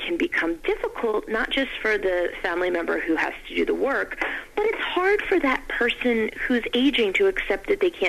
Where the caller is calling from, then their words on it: Maryland, United States; Maryland. Thanks, Nick.